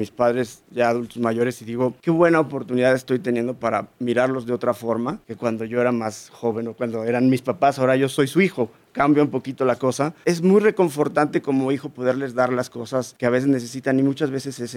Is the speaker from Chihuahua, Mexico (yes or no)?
yes; Chihuahua, Mexico; soy de Chihuahua, Chihuahua, México.